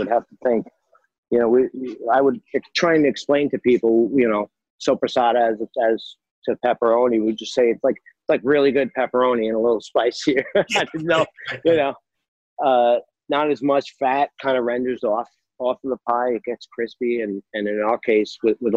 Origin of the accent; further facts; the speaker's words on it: New York, United States; growing up in New York